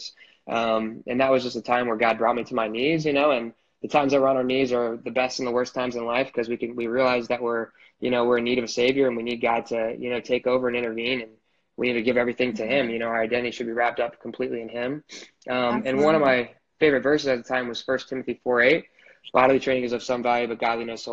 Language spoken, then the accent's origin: English; Marysville, Ohio, United States; I am from Marysville, Ohio. So it's like a small town outside of Columbus